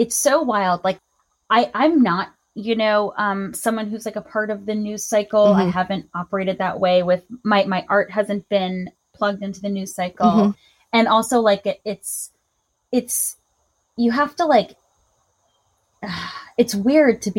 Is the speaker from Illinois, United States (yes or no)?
no; Long Island, New York, United States; I grew up on Long Island